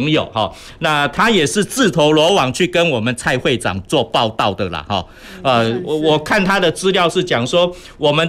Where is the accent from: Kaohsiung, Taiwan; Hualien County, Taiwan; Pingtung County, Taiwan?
Kaohsiung, Taiwan; Kezailiao; 因为我们的家乡办了一个很酷的科聊小摇滚，所以我们呃的年轻人，我们的子弟也都会认同说，科聊就是我的家哈。